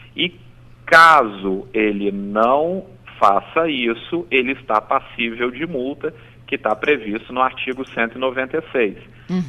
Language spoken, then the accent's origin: Portuguese; Espírito Santo, Brazil; aqui no nosso estado